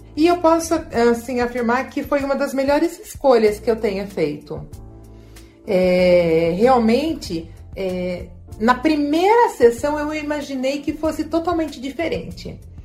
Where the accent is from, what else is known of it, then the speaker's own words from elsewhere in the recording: Leme, São Paulo, Brazil; eu sou da cidade de Leme